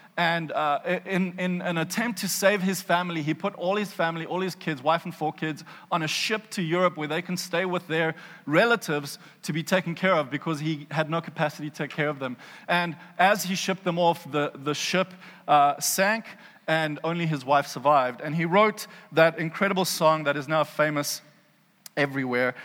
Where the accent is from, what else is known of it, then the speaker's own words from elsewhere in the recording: South Africa; accent: South African; I hear a South African accent in my head